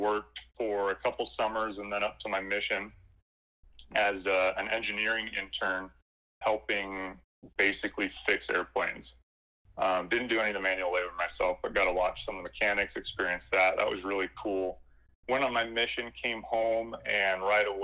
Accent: Mesa, Arizona, United States; moved away as an adult; also born or lived in Spain; now in Utah, United States; I was born and raised in Mesa, Arizona, and recently me and my family have moved from Mesa up to Utah

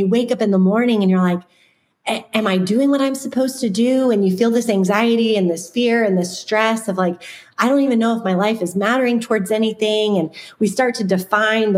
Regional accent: Florida, United States; When I was growing up, I grew up in Florida

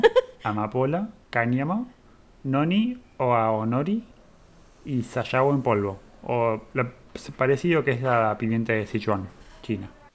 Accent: Argentina; en Argentina tenemos una gran descendencia italiana

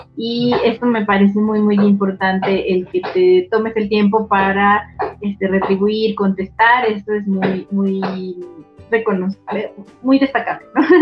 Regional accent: Mexico; somos mexicanos

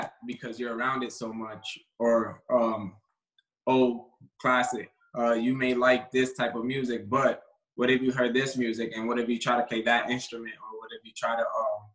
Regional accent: Yonkers, New York, United States; I grew up in Yonkers, always looking for somewhere to play baseball

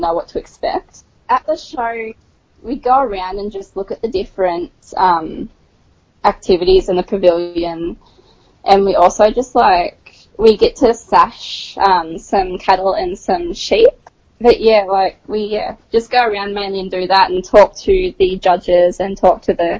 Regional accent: Peak Hill, New South Wales, Australia; also born or lived in Dubbo; I'm originally from Peak Hill. I've grown up since I was about 5 or 6 there. That's where I've been pretty much my entire life.

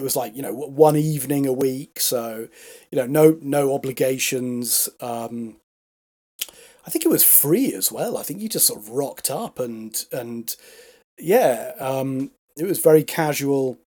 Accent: Stratford-upon-Avon, West Midlands, United Kingdom; now in London, United Kingdom; Stratford upon Avon.

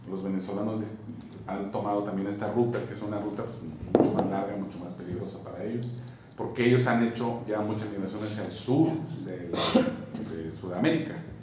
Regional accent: Mexico; Brasil y México somos campeones de la desigualdad.

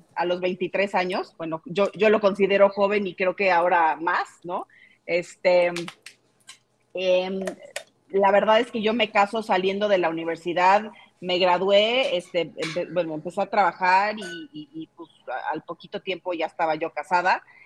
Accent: Mexico; soy 100% mexicana, siempre he vivido en México

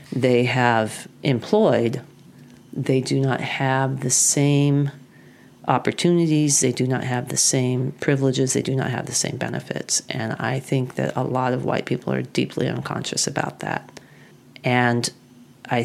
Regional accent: Oregon, United States; the county courthouse of my hometown

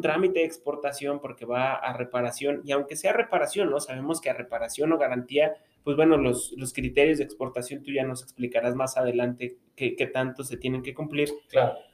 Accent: Mexico; algo que nos distingue como mexicanos

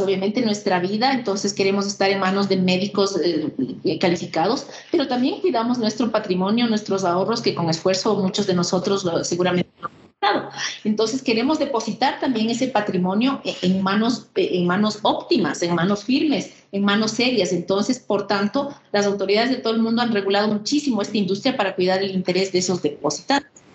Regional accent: Ecuador; Soy eh, ecuatoriana, soy una mujer de 57 años, vivo en Quito

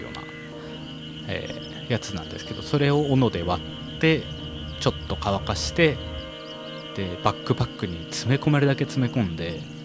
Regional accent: Sapporo, Hokkaido, Japan; also born or lived in Tokyo; 僕は札幌生まれ札幌育ちなので

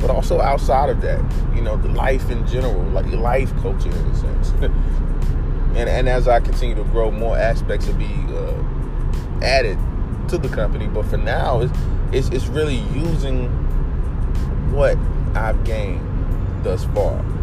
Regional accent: Oak City, North Carolina, United States; my hometown of Oak City, North Carolina

